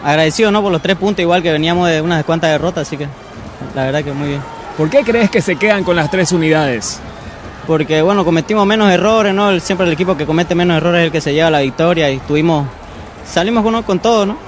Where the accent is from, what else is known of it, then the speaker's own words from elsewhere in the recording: Roboré, Santa Cruz, Bolivia; moved away; soy de Roboré